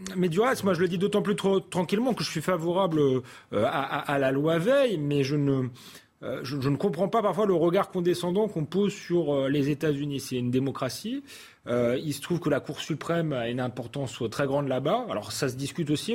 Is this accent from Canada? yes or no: no; France; en tant que Français